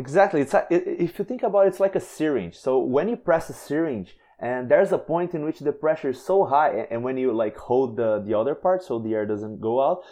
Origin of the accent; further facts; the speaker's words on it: Brazil; I am from Brazil